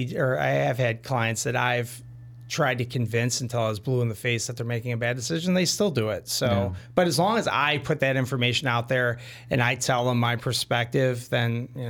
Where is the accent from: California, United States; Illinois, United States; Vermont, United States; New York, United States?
Illinois, United States; Orland Park; We're both from Orland Park.